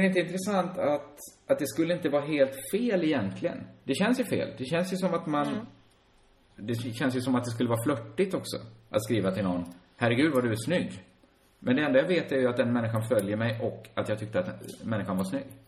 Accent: Borås, Västra Götaland, Sweden; Själv växte jag upp inne i centrala Borås

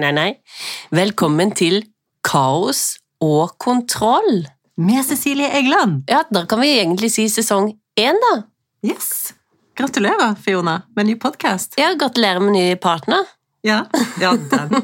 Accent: Sørlandet, Norway; Vi er jo sørlendinger begge

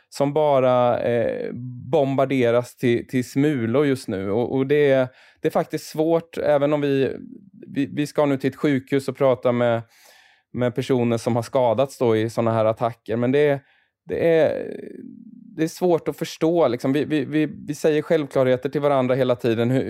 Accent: Malmö, Skåne, Sweden; vi är från Malmö, Anders och jag.

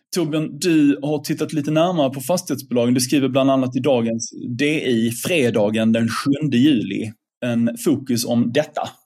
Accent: Sweden

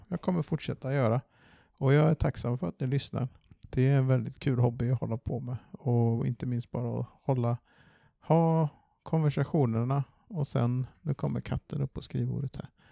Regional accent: Varberg, Halland County, Sweden; moved away; var hemma i Varberg någon dag och träffade familj

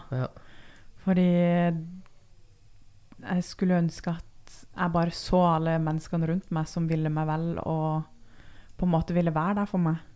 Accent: Brønnøysund, Nordland, Norway; born there; also born or lived in Oslo / Tønsberg; Jeg er født i Brønnøysund. Alle har jo hørt om eh, Brønnøysundregistrene.

